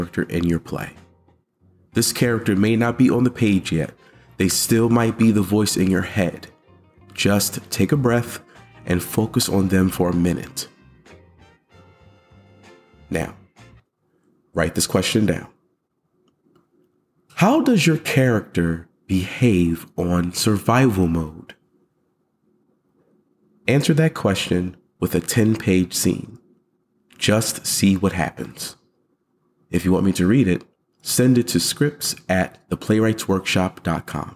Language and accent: English; Philadelphia, Pennsylvania, United States; moved away as an adult; I'm from Philly